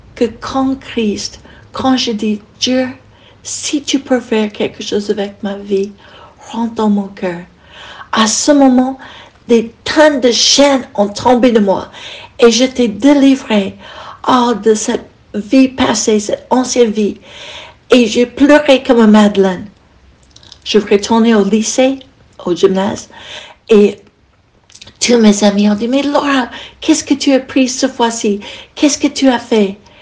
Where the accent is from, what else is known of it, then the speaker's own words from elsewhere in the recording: United States; French is a second language; moved away as an adult; now in France; Je suis américaine et ça fait 40 ans que je